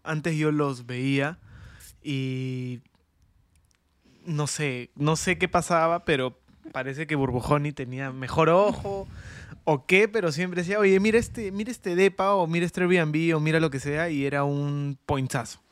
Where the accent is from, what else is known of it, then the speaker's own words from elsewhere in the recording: Peru; somos peruanos